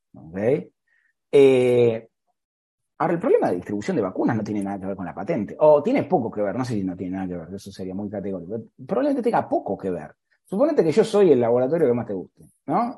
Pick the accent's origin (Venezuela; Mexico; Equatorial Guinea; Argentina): Argentina; now in Dayton, United States; yo soy argentino